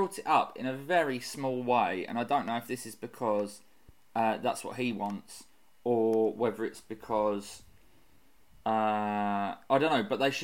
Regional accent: Bexleyheath, London, United Kingdom; I'm from Bexley Heath

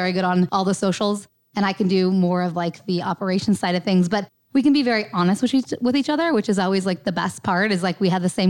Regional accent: Three Forks, Montana, United States; I grew up on a dryland wheat farm in Three Forks, Montana

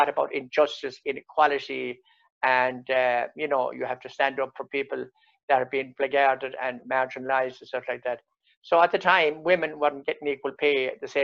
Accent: North Clare, Munster, Ireland; I was born outside Cuttafina village in North Clare on the edge of the Burren. I was born into a cottage, 14 of us children. Went to the local national school

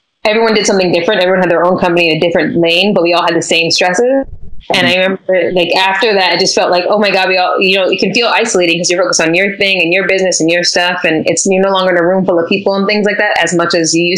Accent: Fort Lauderdale, Florida, United States; also born or lived in New York; now in Los Angeles, United States; I'm from South Florida, Fort Lauderdale

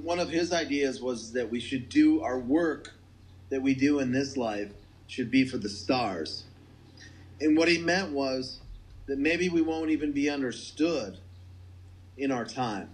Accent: North Dakota, United States; I'm from North Dakota, farm family, you know, manufacturing family, kind of practical people.

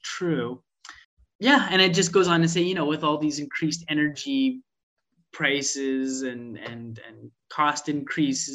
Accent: Canada; now in United Kingdom; as a Canadian transplant

